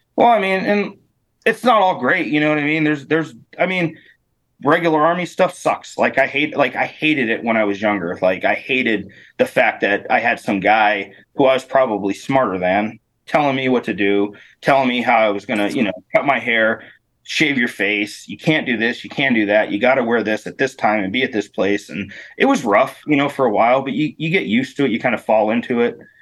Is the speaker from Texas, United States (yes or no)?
no; Northeastern Pennsylvania, United States; moved away as an adult; also born or lived in Germany / Alaska; I grew up in Northeast PA